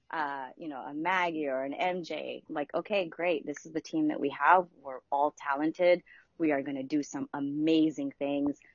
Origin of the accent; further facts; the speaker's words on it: Philippines; moved away; my mom and I immigrated here from the Philippines in 1989, I believe it was